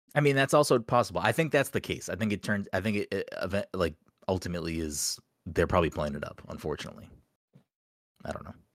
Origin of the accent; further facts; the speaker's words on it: Chelsea, Massachusetts, United States; also born or lived in Peabody, Massachusetts; now in Salem, United States; I grew up in Chelsea